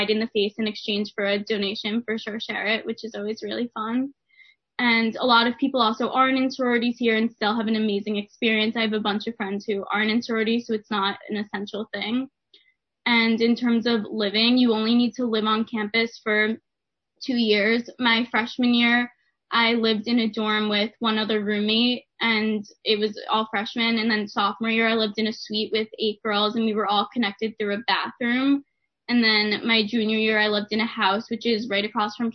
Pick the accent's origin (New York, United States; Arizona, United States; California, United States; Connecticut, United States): New York, United States; Westchester; I'm from Westchester, New York, and I was in dorm 2014